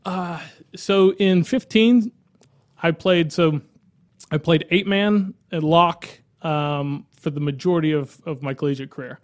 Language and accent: English; Live Oak, Florida, United States; I grew up in Live Oak